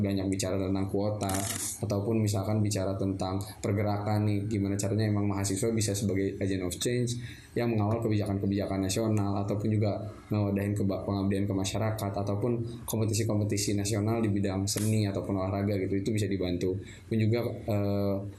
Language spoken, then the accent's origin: Indonesian; Bandung, West Java, Indonesia; Saya lahir di Bandung